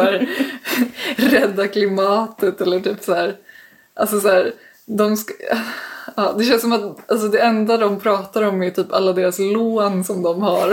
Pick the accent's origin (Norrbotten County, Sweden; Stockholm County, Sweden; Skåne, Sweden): Stockholm County, Sweden; Danderyd; jag är uppvuxen i Danderyd